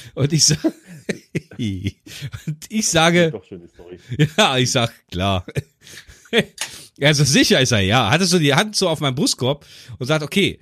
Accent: Göttingen, Lower Saxony, Germany; bei uns in Göttingen

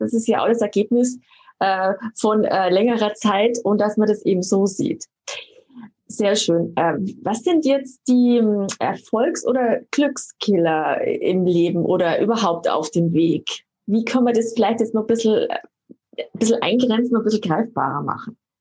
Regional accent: Germany; bei uns in Deutschland

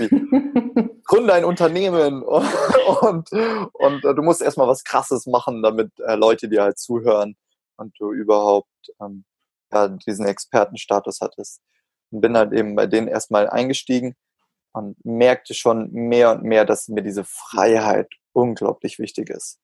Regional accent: Augsburg, Bavaria, Germany; bei uns in Augsburg in der City Galerie

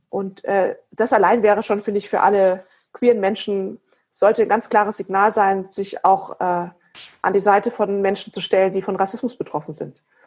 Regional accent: Erlangen, Bavaria, Germany; ich komme ja aus Erlangen

